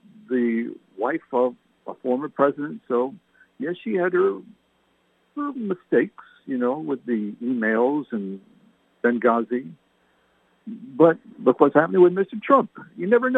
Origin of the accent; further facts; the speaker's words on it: Canada; now in United States; My parents were English. I was born in Canada.